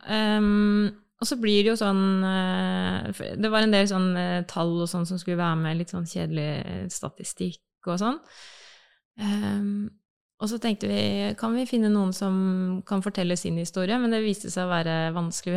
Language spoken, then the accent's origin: Norwegian; Bamble, Telemark, Norway; now in Oslo, Norway; jeg kommer fra Telemark, fra Bamble i Telemark. Eh, har eh, vokst opp